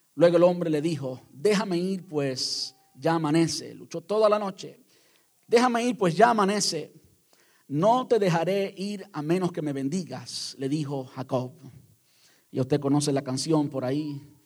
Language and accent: Spanish; Cuba